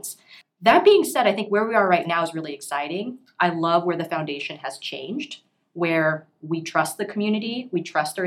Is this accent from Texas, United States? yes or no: yes; Houston, Texas, United States; moved away; I'm from Houston originally